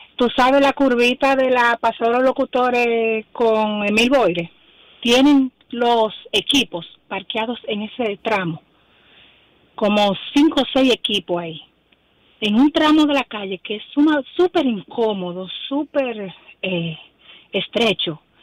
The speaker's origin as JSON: {"language": "Spanish", "area": "Evaristo Morales", "region": "Distrito Nacional", "country": "Dominican Republic", "said": "yo soy residente de Evaristo Morales"}